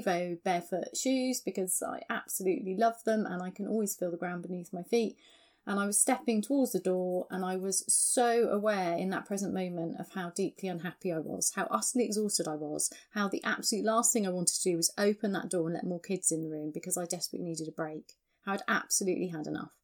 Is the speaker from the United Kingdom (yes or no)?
yes; England, United Kingdom; that's just how we are as English people